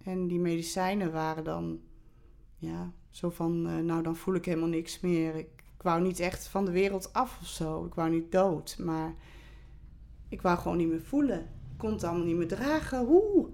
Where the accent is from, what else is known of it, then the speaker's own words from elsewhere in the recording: Olst, Overijssel, Netherlands; ik ben in Olst geboren